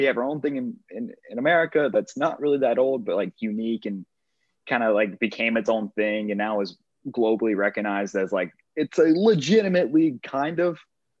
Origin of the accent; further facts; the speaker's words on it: Lake Charles, Louisiana, United States; now in Houston, United States; And then you get to Lake Charles, where we talk like we're from Texas. And I think that's kind of where I fall. But growing up in Louisiana, man, it's different.